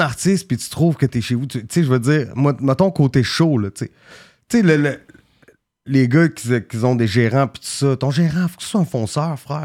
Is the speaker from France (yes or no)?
no; Quebec City, Quebec, Canada; d'un bloc où j'ai grandi